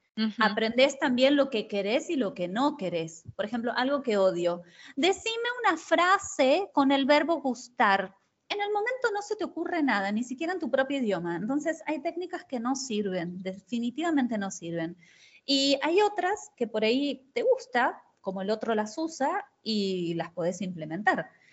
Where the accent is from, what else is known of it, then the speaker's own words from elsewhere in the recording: Argentina; moved away as an adult; also born or lived in Brazil; soy argentina